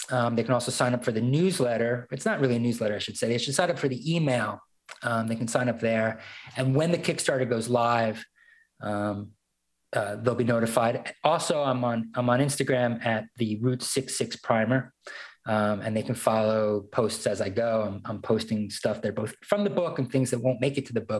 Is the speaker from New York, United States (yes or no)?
yes; Brooklyn, New York, United States; now in Northwest Arkansas, United States; One was moving to Northwest Arkansas from Brooklyn. You know, uh, here I am. I'm a New Yorker.